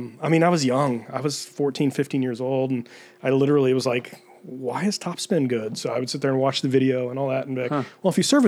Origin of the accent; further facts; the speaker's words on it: Dallas, Texas, United States; moved away as an adult; also born or lived in Denver; now in California, United States; I grew up in Dallas.